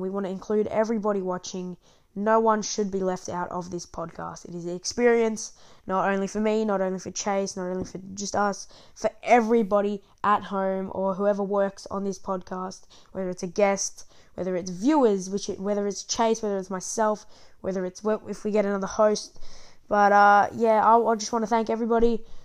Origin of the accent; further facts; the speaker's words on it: Australia; also born or lived in Victoria; I'm from Australia, as you can probably tell by my accent